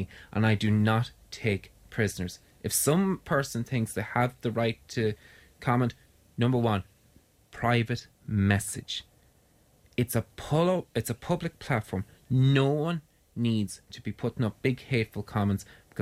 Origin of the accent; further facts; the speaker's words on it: Ireland; I came home from Ireland, or came home to Ireland in July 23rd